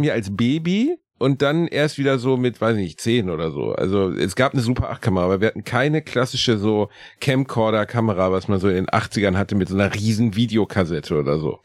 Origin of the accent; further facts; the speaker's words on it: Gelsenkirchen, North Rhine-Westphalia, Germany; Ich bin in der gleichen Straße geboren, in der ich auch aufgewachsen bin